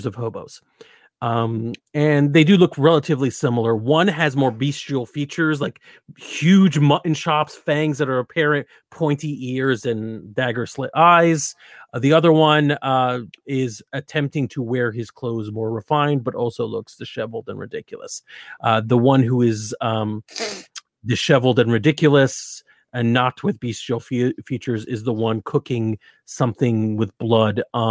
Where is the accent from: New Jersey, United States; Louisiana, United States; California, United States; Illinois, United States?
New Jersey, United States; I'm from New Jersey